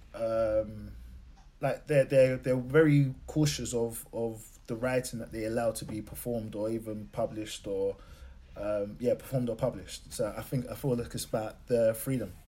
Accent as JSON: {"language": "English", "region": "London", "country": "United Kingdom", "said": "I'm coming from Lewisham. It's not predominantly black, but it's still classed as an urban area"}